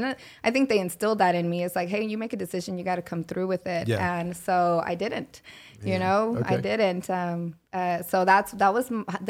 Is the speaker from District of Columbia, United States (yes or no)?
no; Minco, Oklahoma, United States; English is a second language; there weren't a lot of Hispanics growing up in Minco.